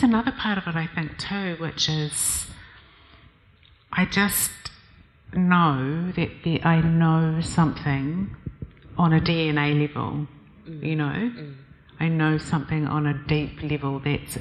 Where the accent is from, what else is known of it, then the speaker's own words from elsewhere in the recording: Christchurch, Canterbury, New Zealand; I grew up in Christchurch